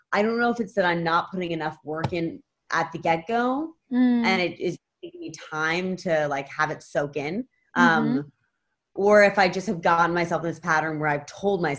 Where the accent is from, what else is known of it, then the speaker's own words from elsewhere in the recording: New York, United States; I grew up in New York